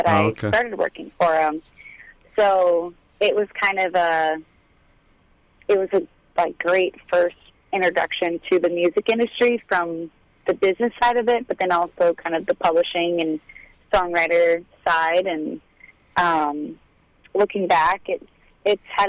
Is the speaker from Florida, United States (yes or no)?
yes; Dunedin, Florida, United States; I grew up a little bit outside of Tampa, a little place called Dunedin, Florida.